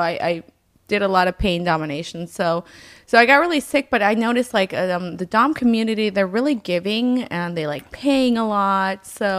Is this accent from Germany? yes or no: yes; Germany; I grew up in Germany, or I lived on and off a lot in Germany, and it was always so fucking cold.